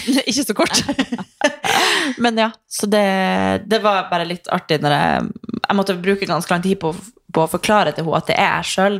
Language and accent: Norwegian; Northern Norway, Norway; now in Oslo, Norway; i fjor så var jeg hjemme i Nord-Norge